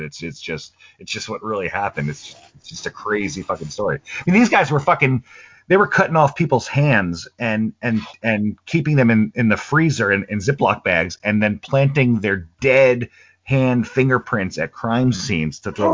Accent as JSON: {"language": "English", "town": "New York City", "region": "New York", "country": "United States", "tie": "born or raised there", "said": "we grew up in New York uh, in Brooklyn, New York"}